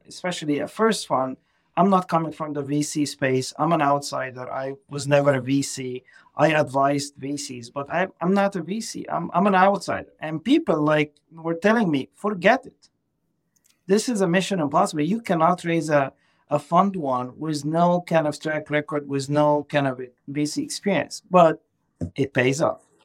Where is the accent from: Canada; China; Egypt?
Egypt; English is a second language; moved away as an adult; now in Boston, United States; I'm, I'm originally from Egypt, so uh, English is not my first language.